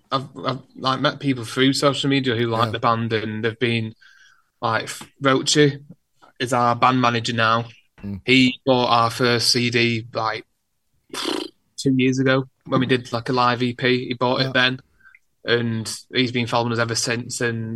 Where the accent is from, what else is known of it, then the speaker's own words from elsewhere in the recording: Wigan, North West England, United Kingdom; now in Wigan, United Kingdom; Because I'm from Wigan.